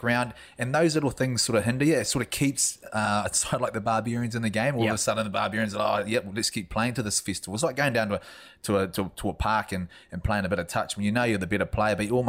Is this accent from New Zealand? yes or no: yes; New Zealand; as a Kiwi